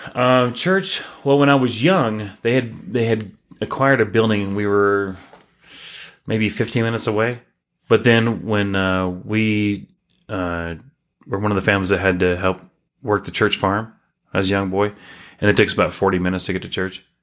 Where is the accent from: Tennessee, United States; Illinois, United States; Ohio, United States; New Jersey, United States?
Tennessee, United States; Chattanooga; moved away as an adult; now in Utah, United States; I was born and raised in Chattanooga, Tennessee